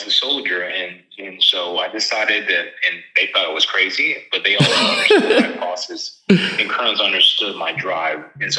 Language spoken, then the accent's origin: English; Charleston, South Carolina, United States; I'm originally from Charleston, South Carolina.